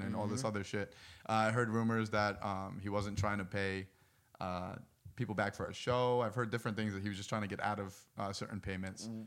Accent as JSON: {"language": "English", "region": "New Jersey", "country": "United States", "said": "In Jersey"}